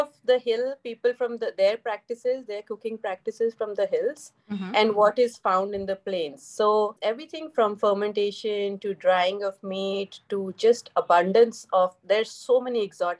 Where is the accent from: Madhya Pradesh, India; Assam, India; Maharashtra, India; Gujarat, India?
Assam, India; Jorhat; moved away; growing up in Jorhat, there were very few ingredients, like fancy ingredients that you could buy in the market.